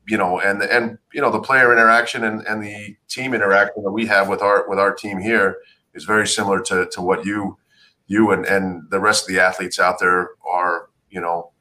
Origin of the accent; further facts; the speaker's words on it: Salt Lake City, Utah, United States; I grew up in Salt Lake City.